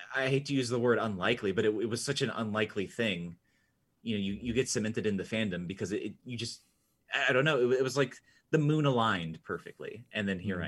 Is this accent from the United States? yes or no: yes; United States; I am the American here